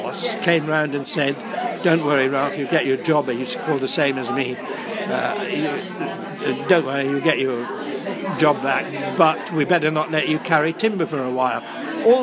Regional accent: Newcastle upon Tyne, North East England, United Kingdom; So they couldn't put my mother and father back where their heart and family was, which is as East End Newcastle

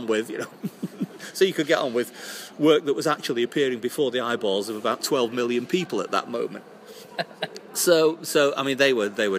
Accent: Monton, North West England, United Kingdom; moved away as an adult; also born or lived in Salford / Hull; born in Salford. My parents moved to Monton, just outside Manchester, when I was 2 years old. So I grew up there

